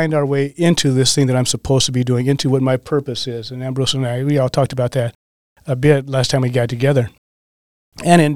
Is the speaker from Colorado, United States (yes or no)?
yes; Colorado, United States; now in Green Bay, United States; I'm from Colorado, as a matter of fact. I've been in Green Bay for 30 years.